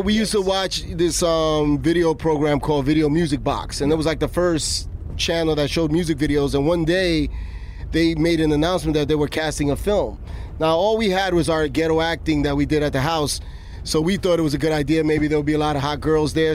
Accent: New York City, New York, United States; I grew up in Jamaica, Queens

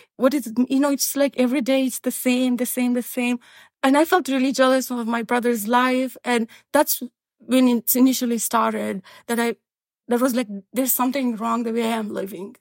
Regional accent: Kandahar, Afghanistan; moved away as an adult; now in Boston, United States; Taliban came to Kandahar, my hometown, in nineteen ninety-five

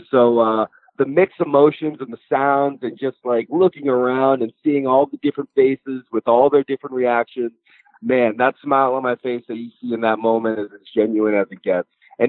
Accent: New England, United States; I grew up in Boston, or I grew up in the New England area, I should say. I live in Boston now.

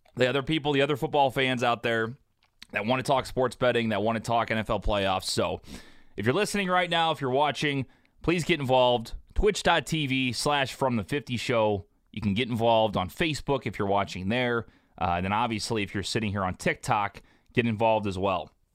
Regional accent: St. Louis, Missouri, United States; I'm from Saint Louis, as you can tell, so I fucking hate the Rams.

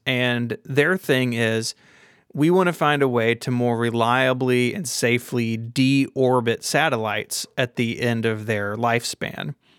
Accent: Memphis, Tennessee, United States; my hometown of Memphis

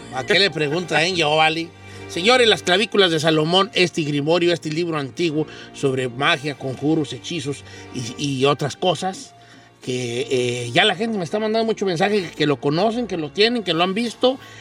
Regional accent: Mexico; moved away

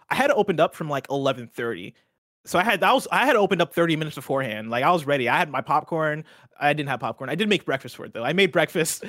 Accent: central Illinois, United States; moved away as an adult; also born or lived in Seattle; I had flown back to my hometown, uh, back in central Illinois

